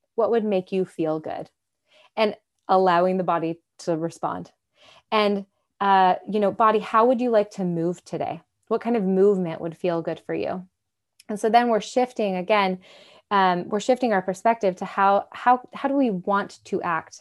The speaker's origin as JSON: {"language": "English", "region": "Michigan", "country": "United States", "tie": "born or raised there", "moved": "yes", "lives_now": "Nashville, United States", "said": "I grew up in Michigan, so, uh, uh, uh, freshwater beach on Lake Michigan"}